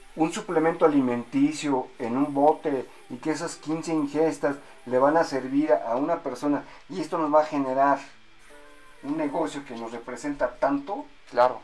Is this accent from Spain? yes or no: no; Mexico